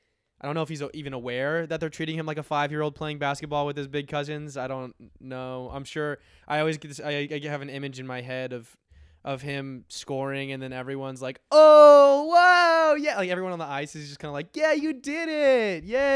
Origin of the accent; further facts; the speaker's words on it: Missouri, United States; I'm from Missouri, and it's better stadium.